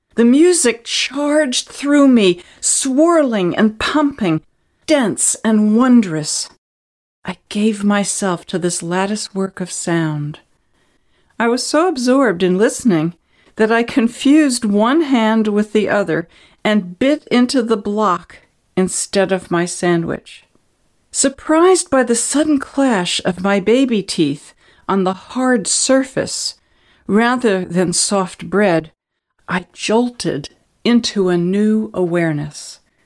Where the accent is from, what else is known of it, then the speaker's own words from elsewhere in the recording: New Jersey, United States; we were growing up in New Jersey